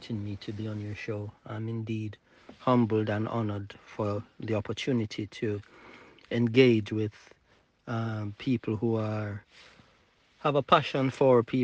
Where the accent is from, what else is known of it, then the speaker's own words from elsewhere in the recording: Jamaica; I was born and raised in the Sunny Isle, or as I would like to call it, the jewel of the Caribbean Nile, which is Jamaica